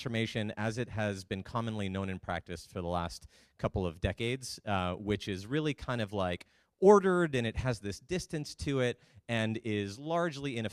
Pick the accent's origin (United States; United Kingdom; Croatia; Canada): Canada; moved away as an adult; I'm Canadian. I've been down here for about 7 years